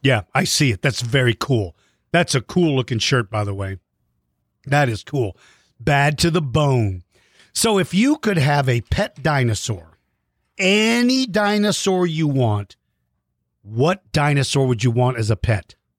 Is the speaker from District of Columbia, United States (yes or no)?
yes; Washington, District of Columbia, United States; now in San Antonio, United States; I grew up in Washington, D.C., so I saw snow every winter when I was a kid. But then when we moved to Texas